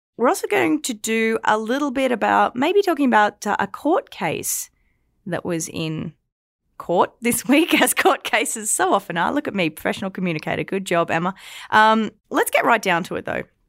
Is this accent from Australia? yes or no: yes; Australia; now in Alberta, Canada; I'm Australian